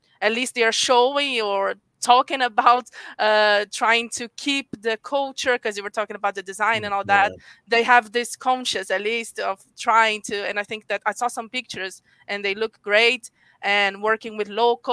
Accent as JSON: {"language": "English", "region": "Rio de Janeiro", "country": "Brazil", "said": "I'm from Rio."}